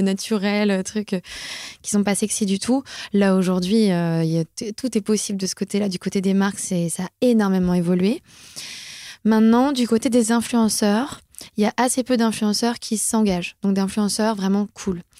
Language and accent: French; France; notre quota annuel en tant que Français